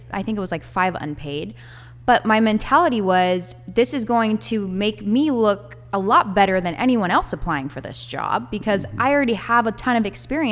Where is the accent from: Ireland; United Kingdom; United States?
United States; Bay Area, California; moved away as an adult; now in Fresno, United States; I'm from the Bay Area